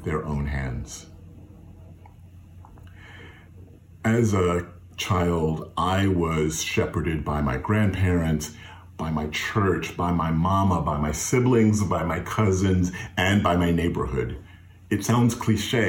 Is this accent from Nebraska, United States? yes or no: no; Fayetteville, North Carolina, United States; When I was growing up in Fayetteville, North Carolina, at New Bethel AME Zion Church